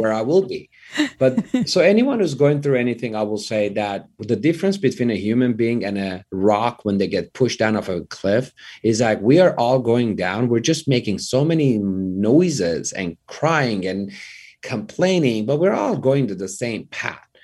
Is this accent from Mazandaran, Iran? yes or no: no; Tehran, Tehran Province, Iran; English is a second language; moved away as an adult; now in Los Angeles, United States; I grew up in Iran